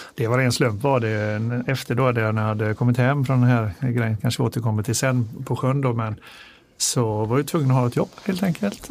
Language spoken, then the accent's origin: Swedish; Gothenburg, Västra Götaland, Sweden; Jag är från Göteborg själv